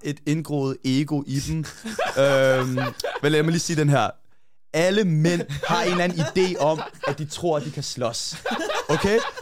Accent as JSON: {"language": "Danish", "town": "Hvidovre", "region": "Capital Region of Denmark", "country": "Denmark", "tie": "born or raised there", "said": "jeg voksede op først i Hvidovre"}